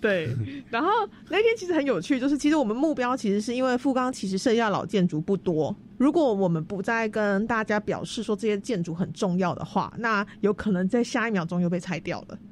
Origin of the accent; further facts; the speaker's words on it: Tainan, Taiwan; 我是台南人，然后我念文化资产保存的